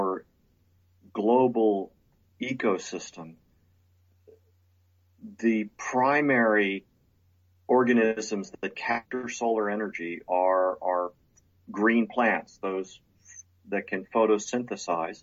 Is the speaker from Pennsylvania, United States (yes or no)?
yes; Lower Bucks County, Pennsylvania, United States; I was born and raised outside Philadelphia, Pennsylvania, in a part of the country, Lower Bucks County, Pennsylvania.